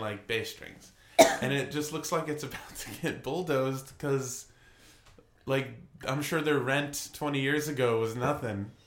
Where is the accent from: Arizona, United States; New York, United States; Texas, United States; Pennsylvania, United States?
New York, United States; moved away as an adult; now in Nashville, United States; I'm from New York